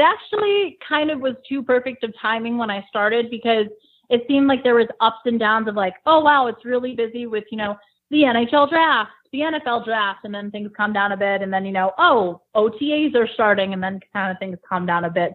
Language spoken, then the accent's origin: English; South Windsor, Connecticut, United States; moved away as an adult; also born or lived in Ithaca, New York / Elmira, New York; now in Buffalo, United States; I'm from a town called South Windsor, Connecticut